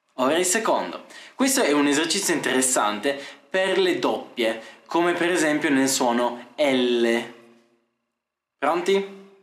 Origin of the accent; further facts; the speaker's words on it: Italy; first language Italian; sono italiano